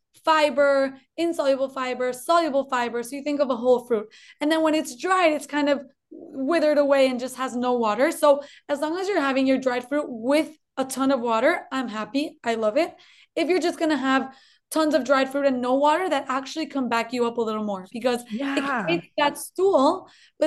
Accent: Colombia; now in United States; I'm originally from Colombia, actually. I was born in Colombia. That's why maybe you'll hear a little twinge of an accent

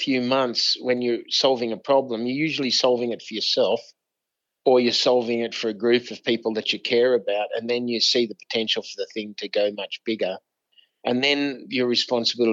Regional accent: Australia; moved away as an adult; also born or lived in United States; as an Aussie

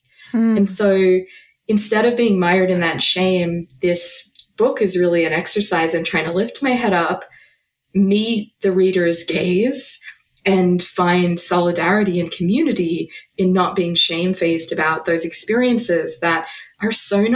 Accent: about an hour outside of Melbourne, Victoria, Australia; moved away; I am an Australian author and philosopher. I grew up about an hour outside of Melbourne

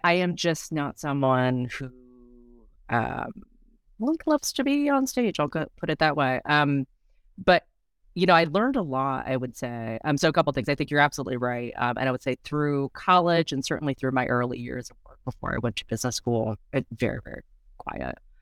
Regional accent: United States; I was born here in the States. My parents are both, um, from Taiwan

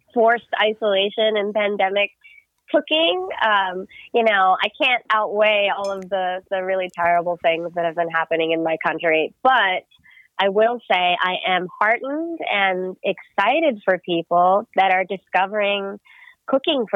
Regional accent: United States; I'm Filipino American, and my parents immigrated to the U.S. in the 70s and 80s

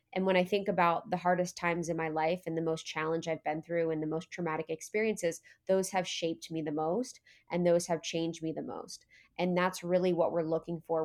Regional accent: Ohio, United States; I was born in Ohio

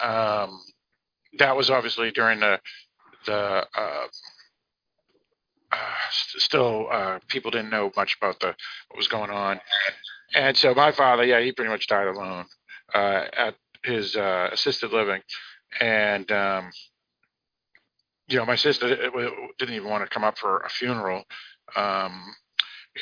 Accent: United States; I'm an American

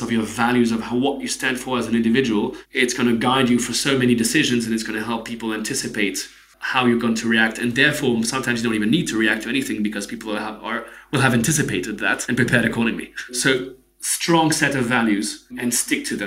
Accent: Geneva, Switzerland; I'm from Switzerland, right? I grew up in Switzerland.

